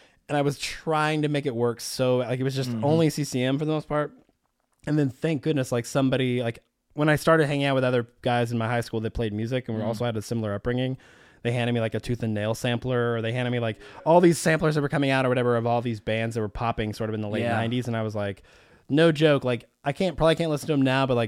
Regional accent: Little Rock, Arkansas, United States; I literally played a show in Little Rock, which is essentially my hometown

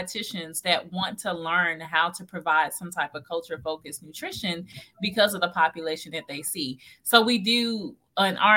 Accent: Tennessee, United States; moved away; I'm originally from Tennessee.

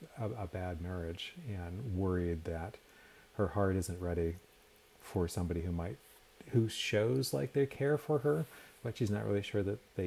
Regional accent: Portland, Maine, United States; moved away as an adult; now in Tucson, United States; I grew up outside of Portland, Maine

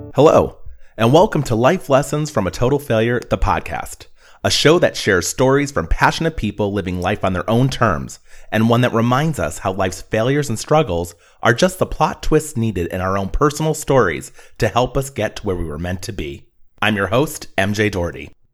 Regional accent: Pennsylvania, United States; moved away; I'm from Pennsylvania

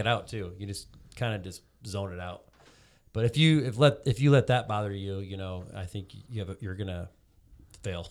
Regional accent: Cedar Rapids, Iowa, United States; also born or lived in Fort Dodge, Iowa; I was, uh, born and raised in Cedar Rapids, Iowa

